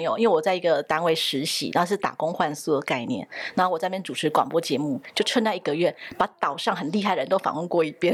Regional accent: southern Taiwan, Taiwan; 因为我是在南部的家庭长大的

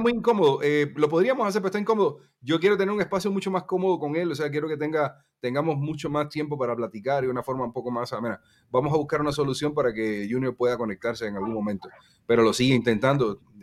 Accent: Cuba; somos cubanos

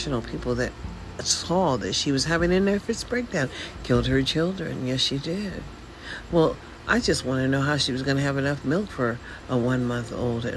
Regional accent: United States; also born or lived in Washington State; now in Nevada, United States; I'm an American. That's what I am.

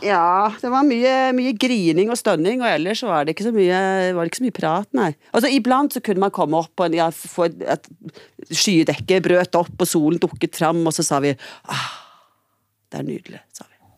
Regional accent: Trondheim, Trøndelag, Norway; now in Stavanger, Norway; jeg er født i Trondheim. Og så har jeg endt opp i Stavanger

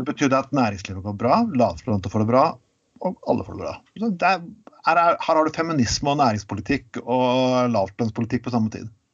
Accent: Telemark, Norway; jeg vokste opp i Telemark

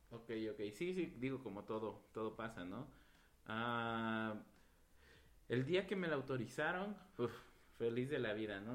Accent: Nejapa / Oaxaca mezcal town, Mexico; iniciamos una maquila en Neuatlán, de donde soy, con mi familia

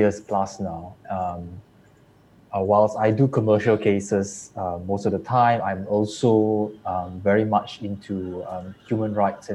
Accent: Muar, Johor, Malaysia; I'm from Johor, Muar specifically.

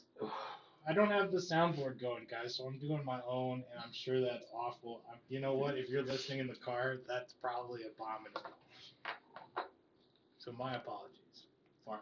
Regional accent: United States; I'm an American

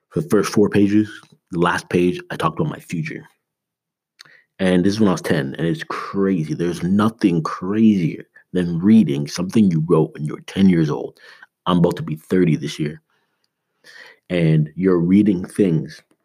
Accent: Canada; now in United States; I'm Canadian

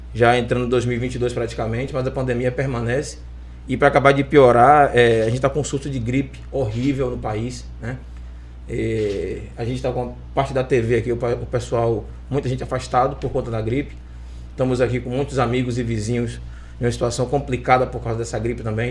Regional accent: Salvador, Bahia, Brazil; now in Lauro de Freitas, Brazil; Eu, como bom baiano, tenho 46 anos. Nasci aqui na Bahia, nasci em Salvador, né? moro aqui em Lauro há mais de 30

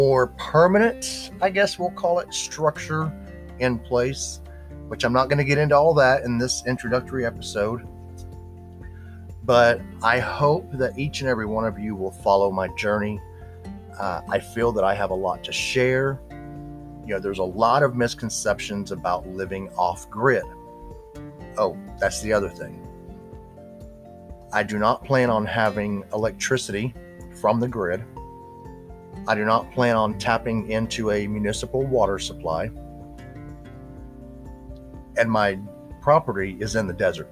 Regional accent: Houston, Texas, United States; also born or lived in Arizona; I currently live in a suburb of Houston, Texas. It's actually my hometown. It's where I grew up.

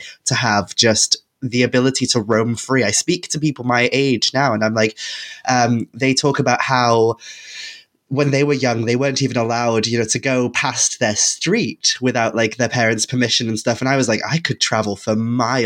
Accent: Wales, United Kingdom; born or raised there; first language Welsh; English is a second language

